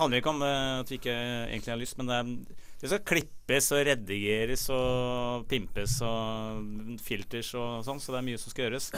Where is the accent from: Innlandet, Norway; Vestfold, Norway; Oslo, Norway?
Oslo, Norway; also born or lived in Holmenkollen, Oslo; jeg er egentlig fra, fra Tøyen